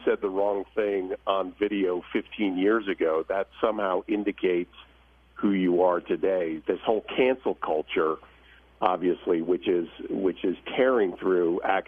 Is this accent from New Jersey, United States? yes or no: yes; New Jersey, United States; now in Malibu, United States; And I grew up in New Jersey, right? So I'm an East Coast guy